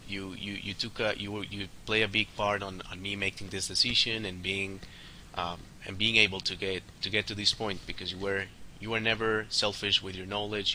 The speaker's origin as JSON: {"language": "English", "country": "Colombia", "tie": "born or raised there", "said": "born and raised in Colombia"}